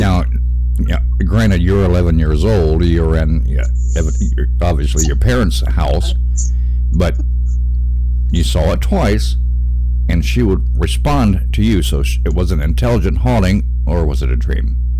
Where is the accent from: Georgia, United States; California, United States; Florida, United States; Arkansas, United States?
Arkansas, United States; now in Indiana, United States; I'm from Arkansas, deep south, and from a fire and brimstone Baptist family